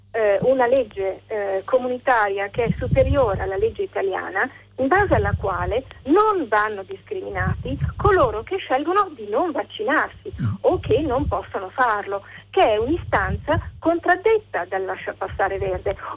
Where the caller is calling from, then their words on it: Milan, Lombardy, Italy; siamo da Milano.